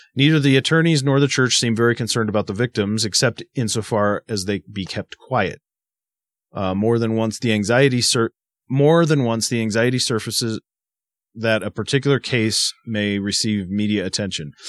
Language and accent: English; Massachusetts, United States; growing up in Massachusetts